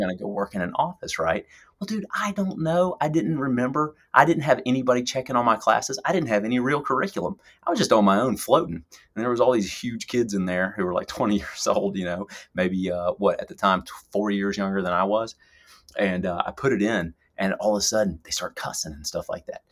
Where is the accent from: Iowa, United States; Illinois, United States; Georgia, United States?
Georgia, United States; Lawrenceville; moved away as an adult; my hometown, uh, Lawrenceville, Georgia, suburbs of Atlanta